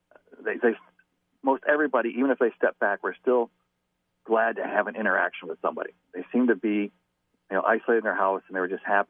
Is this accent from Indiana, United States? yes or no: no; Davison, Michigan, United States; moved away as an adult; I'm originally from Davison, graduated from Davison